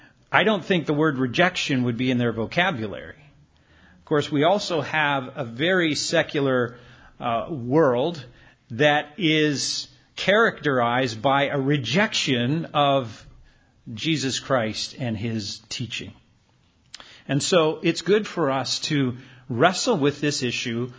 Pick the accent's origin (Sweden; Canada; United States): Canada; moved away; my hometown in Canada